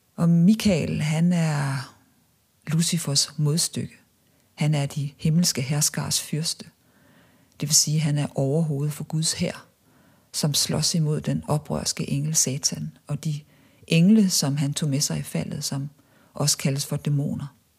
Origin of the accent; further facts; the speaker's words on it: Viborg, Central Denmark Region, Denmark; moved away as an adult; da jeg voksede op i Viborg